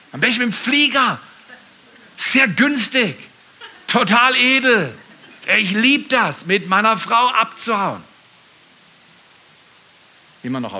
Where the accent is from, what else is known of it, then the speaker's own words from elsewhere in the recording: Freiburg, Baden-Württemberg, Germany; also born or lived in Dallas, United States / Canada; Bin ich verrückt als Freiburger, wenn ich sage, wo gehst du als nächstes hin?